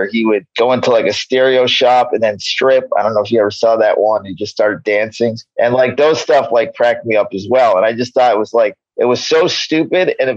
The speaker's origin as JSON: {"language": "English", "region": "New York", "country": "United States", "tie": "born or raised there", "moved": "yes", "lives_now": "Los Angeles, United States", "said": "I grew up in New York. I live in L.A."}